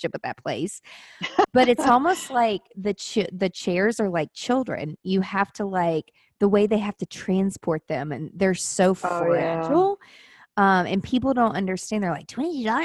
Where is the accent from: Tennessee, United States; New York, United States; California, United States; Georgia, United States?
Tennessee, United States; Nashville; I'm from Nashville